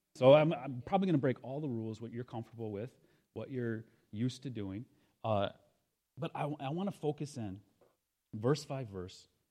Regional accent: Lansing, Michigan, United States; moved away; also born or lived in Senegal; I'm a carpenter from Lansing. That's where I got my start

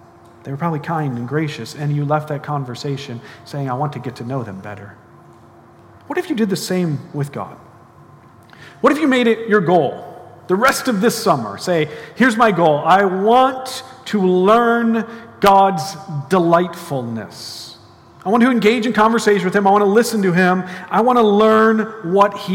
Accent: United States; I'm an American, so it means I speak one language, not that well

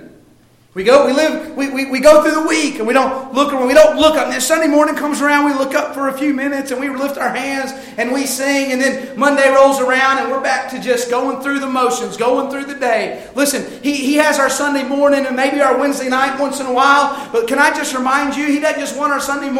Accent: United States; I'm as American as you can get. I'm a flag-waving American

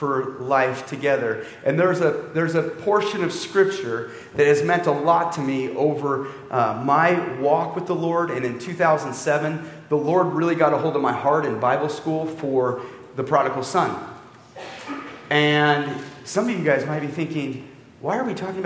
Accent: Canby, Oregon, United States; also born or lived in Cambodia / Boston; I grew up in Canby.

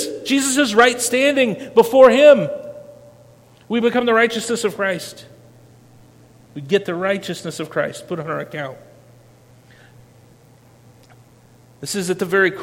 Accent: Winterset, Iowa, United States; I grew up in Madison County, Iowa, Winterset, Iowa

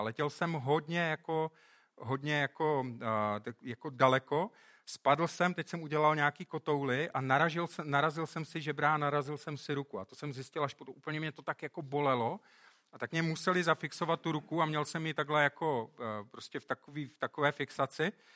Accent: Czechia; moved away; My jsme, v tomhle jsme teda hodně dopředu, jako Češi

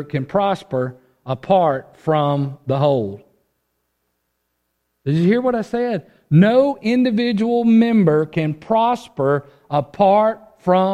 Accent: United States; this individual mindset that we have developed as Americans

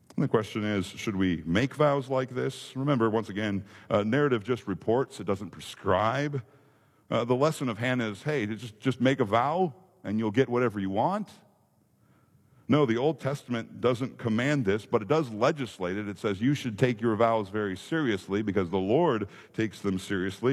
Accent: Minnesota, United States; moved away; growing up in Minnesota, we didn't have a lot of the impressive amusement parks

